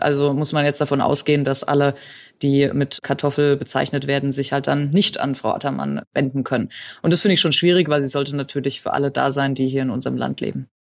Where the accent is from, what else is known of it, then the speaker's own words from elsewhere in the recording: Franconia, Bavaria, Germany; Also als Fränkin könnte ich ja sagen, wir haben noch unterfränkischen Wein